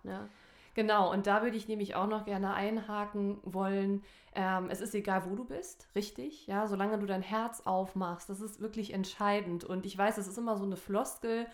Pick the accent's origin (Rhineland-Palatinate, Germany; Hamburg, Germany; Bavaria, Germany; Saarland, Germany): Saarland, Germany; ich komme ja aus dem Saarland